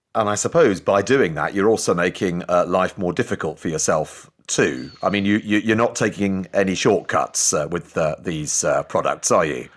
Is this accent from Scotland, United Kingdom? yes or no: no; Newcastle upon Tyne, North East England, United Kingdom; I'm actually a Geordie